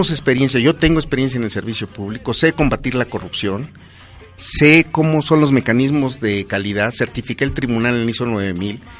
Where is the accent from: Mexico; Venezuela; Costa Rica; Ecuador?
Mexico; Pachuca, Hidalgo; born there; Yo nací en Pachuca y mis hermanos.